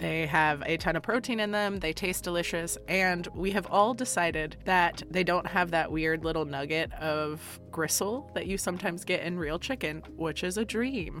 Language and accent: English; Florida, United States; now in Midwest, United States; I'm from Florida and now I'm in the Midwest